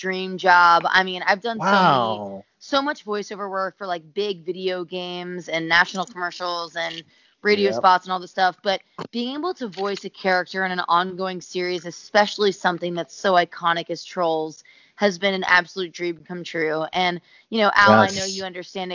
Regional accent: Tampa, Florida, United States; moved away; I'm born and raised in Tampa, Florida, which my parents still live in.

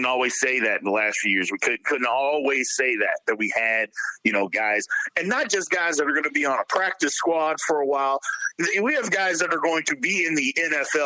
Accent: Jeffersonville, Indiana, United States; I'm from Jeffersonville, Indiana

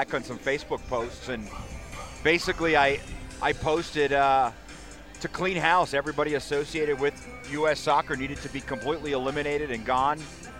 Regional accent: Jersey Shore, New Jersey, United States; she's from my hometown.

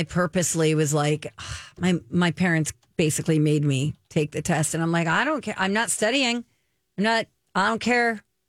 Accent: New Jersey, United States; moved away as an adult; also born or lived in Georgia; I moved away from home. I moved from New Jersey to Georgia

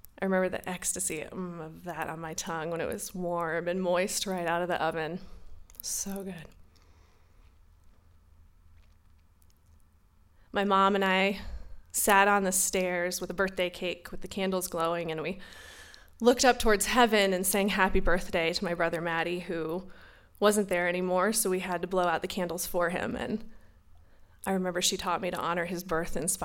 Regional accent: North Carolina, United States; Growing up in North Carolina, 1220 Selwyn Lane, that was my home

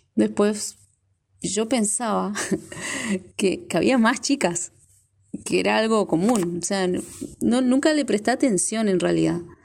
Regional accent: Neuquén, Argentina; moved away as an adult; now in Formosa, Argentina; soy neuquina, radicada hace ya ocho años en la provincia de Formosa, más precisamente acá en la capital, en la ciudad de Formosa.

